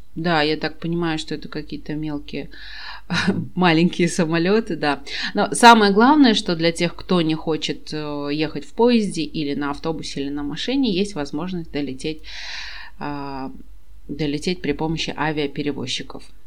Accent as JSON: {"language": "Russian", "country": "Kazakhstan", "said": "я из Казахстана, и мне не нужна виза совсем"}